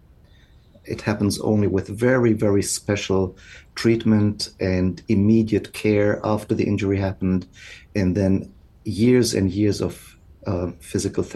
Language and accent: English; Alemannic region of Germany, Baden-Württemberg, Germany; moved away as an adult; also born or lived in Basel, Switzerland / Freiburg, Germany; now in Oregon, United States; I grew up in the Alemannic region of Germany, the very far southwest.